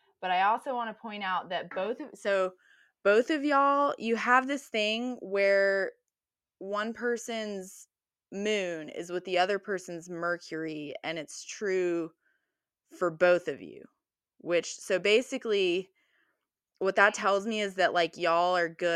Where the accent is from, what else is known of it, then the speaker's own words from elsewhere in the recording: United States; I'm from the United States